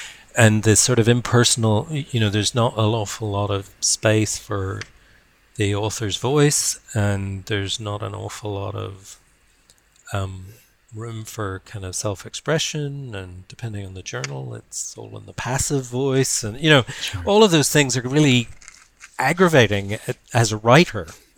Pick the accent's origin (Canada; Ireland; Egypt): Ireland; also born or lived in Berkeley; now in Wellington, New Zealand; you know that I'm from Ireland, you know that I live in Wellington.